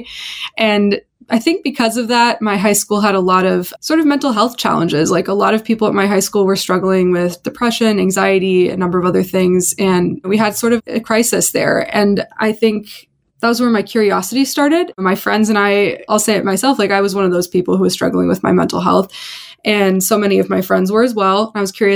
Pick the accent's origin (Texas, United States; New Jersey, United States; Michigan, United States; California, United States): California, United States; Bay Area; I was growing up in the Bay Area